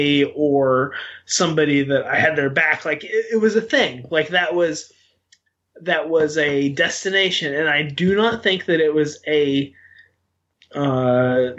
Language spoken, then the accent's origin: English; Western Arkansas, United States; I grew up in Western Arkansas